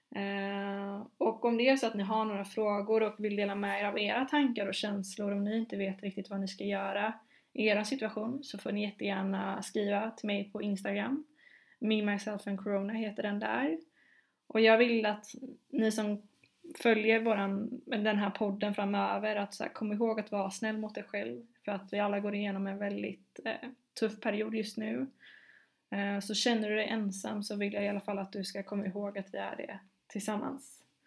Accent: Gothenburg, Västra Götaland, Sweden; also born or lived in London; jag är som sagt från Göteborg

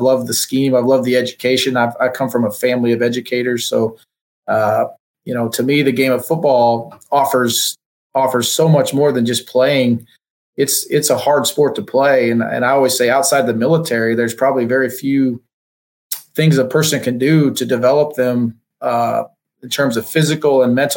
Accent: Nebraska, United States; moved away as an adult; now in Oklahoma, United States; Grew up on a farm in Nebraska, so I'm from the Midwest, but from a little town

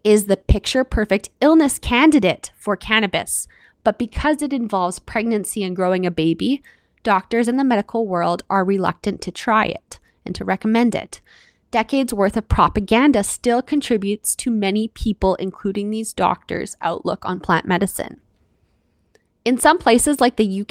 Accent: Canada; I'm your Canadian host

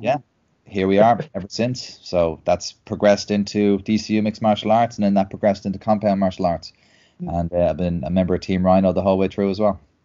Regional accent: Dublin, Leinster, Ireland; I'm uh, born and bred in Dublin.

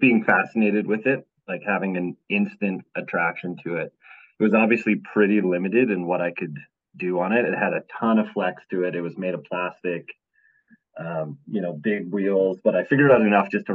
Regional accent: Alberta, Canada; I'm born and raised up in Alberta, Canada

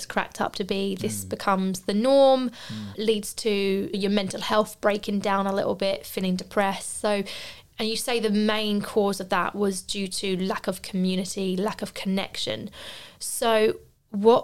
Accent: Tunbridge Wells, South East England, United Kingdom; moved away as an adult; my hometown back in Tunbridge Wells

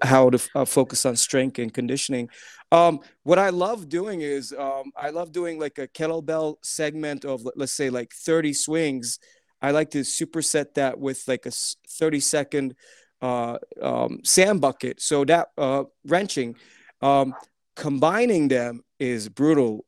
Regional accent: Turkey; moved away; my parents are Turkish. Uh, um, uh, I grew up in Turkey ten years

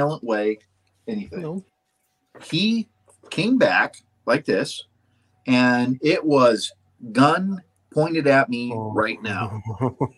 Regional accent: Western North Dakota, United States; I'm from Western North Dakota. It is a different country.

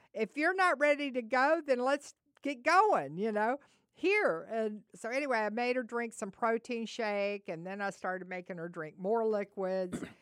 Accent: the South, United States; we're from the South

